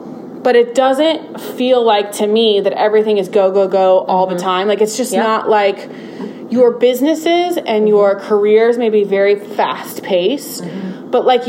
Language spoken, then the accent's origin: English; Belton, Missouri, United States; I grew up in a small town, and when I say small, I mean a large town compared to Memphis.